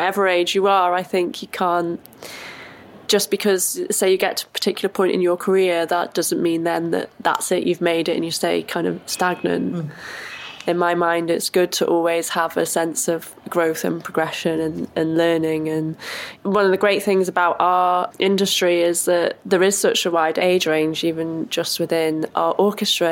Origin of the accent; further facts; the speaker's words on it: Wrexham, Wales, United Kingdom; moved away as an adult; also born or lived in Nottingham / Liverpool; now in London, United Kingdom; in Wrexham in my hometown